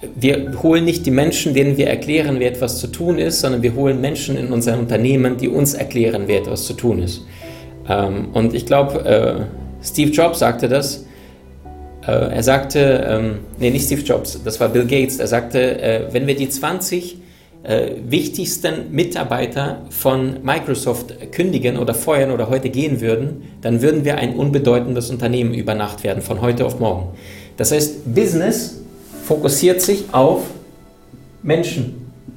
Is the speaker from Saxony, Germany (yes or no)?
no; Berlin, Germany; ich bin in Berlin aufgewachsen